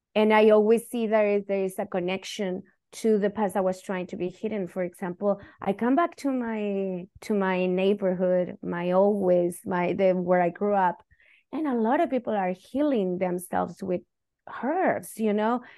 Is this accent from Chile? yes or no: yes; Chile; first language Spanish; English is a second language; moved away as an adult; now in United States; I'm Chilean, and, and that's part of my identity because I went through dictatorship because I'm Chilean